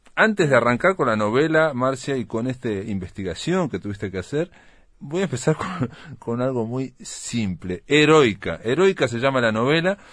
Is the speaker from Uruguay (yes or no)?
yes; Uruguay